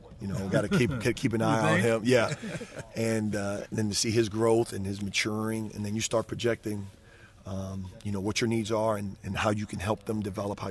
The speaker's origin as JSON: {"language": "English", "town": "New York City", "region": "New York", "country": "United States", "tie": "born or raised there", "moved": "as an adult", "said": "my native roots of growing up in New York"}